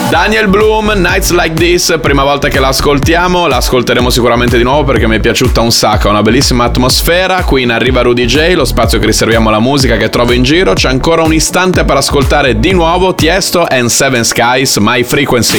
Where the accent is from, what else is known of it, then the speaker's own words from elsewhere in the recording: Bologna, Emilia-Romagna, Italy; io sono di Bologna